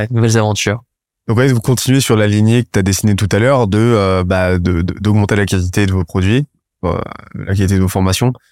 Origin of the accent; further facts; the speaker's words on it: Brittany, France; j'ai passé mon enfance dans le Morbihan, ça, ça me manque.